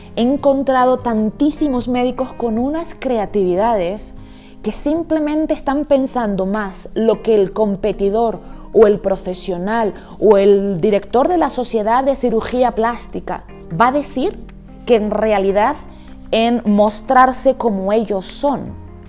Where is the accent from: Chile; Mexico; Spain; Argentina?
Spain; Canary Islands; moved away as an adult; also born or lived in Amsterdam, Netherlands / United States / Barcelona / Madrid; now in Bogotá, Colombia; soy española, he, vivido, he trabajado y vivido en Barcelona, Madrid y por supuesto en las Islas Canarias, de donde soy, y ahora en Bogotá